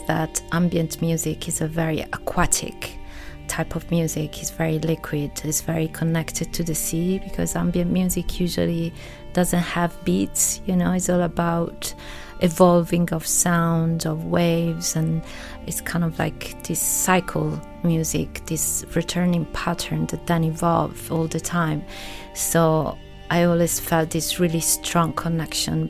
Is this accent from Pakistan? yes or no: no; Italy; moved away as an adult; also born or lived in London / New York / Los Angeles / Berlin; now in Ibiza, Spain; I grew up in Italy, but I lived in London.